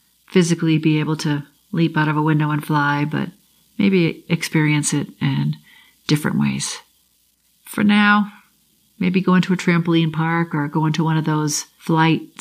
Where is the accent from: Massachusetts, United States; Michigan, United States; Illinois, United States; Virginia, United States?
Massachusetts, United States; Boston; I grew up in the South Shore, Boston